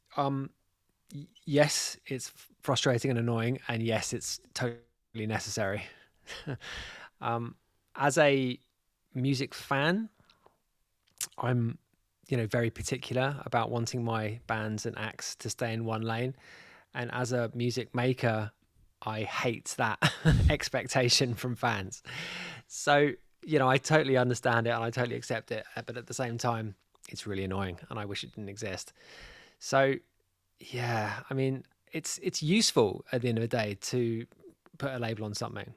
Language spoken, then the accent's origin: English; London, United Kingdom; moved away as an adult; now in Mallorca, Spain; I'm from North London. So I was kind of like, uh, yeah, I was born in Islington.